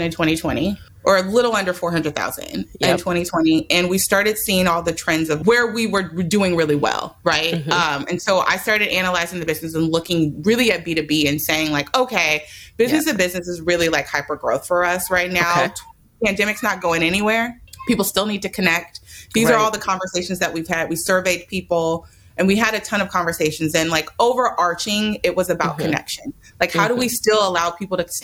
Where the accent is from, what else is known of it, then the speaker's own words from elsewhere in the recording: Oakland, California, United States; I was raised in Oakland